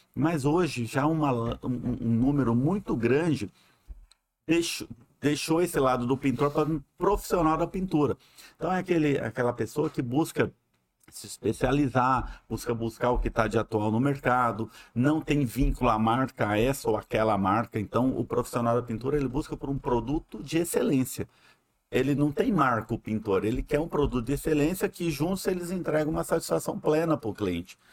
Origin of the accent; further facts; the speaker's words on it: Mato Grosso, Brazil; moved away as an adult; also born or lived in Uberlândia; now in Manaus, Brazil; sou mato-grossense